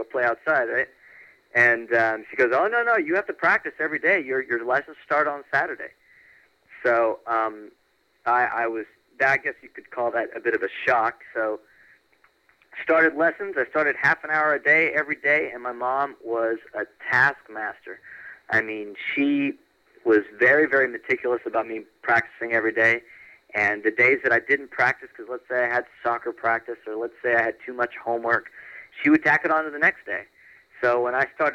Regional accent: Orlando, Florida, United States; moved away as an adult; now in Los Angeles, United States; I grew up in Orlando.

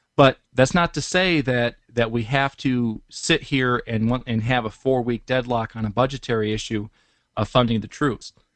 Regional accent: Detroit, Michigan, United States; I'm from Detroit

